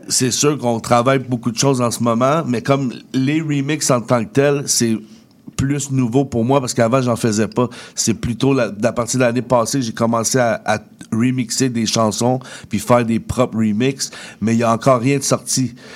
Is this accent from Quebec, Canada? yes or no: yes; Laval, Quebec, Canada; je viens de Laval, fait que je rappe mon Laval comme Montréal